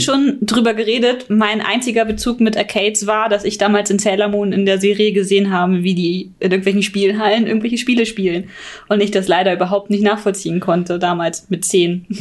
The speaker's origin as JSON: {"language": "German", "country": "Austria", "tie": "born or raised there", "said": "ich bin die Freundin von Prini und ich komme aus Österreich"}